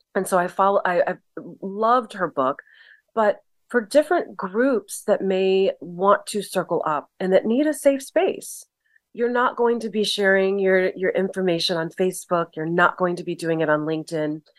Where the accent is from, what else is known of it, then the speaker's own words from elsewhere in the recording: Southern California, United States; I'm from Southern California